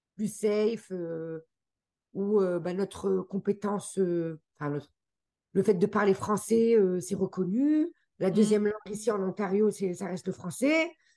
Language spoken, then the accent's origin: French; France; accent: French; moved away as an adult; also born or lived in Geneva, Switzerland; now in Canada; nous-mêmes nous sommes français, on est né en France